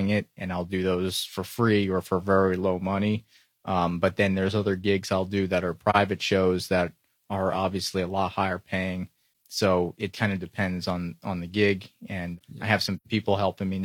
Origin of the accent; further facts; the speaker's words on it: Florida, United States; I'm from Florida